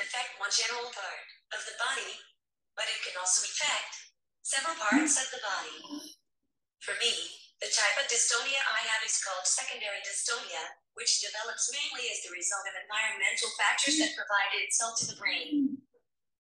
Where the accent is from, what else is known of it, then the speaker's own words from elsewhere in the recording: Stillwater, Oklahoma, United States; I'm from Stillwater, Oklahoma.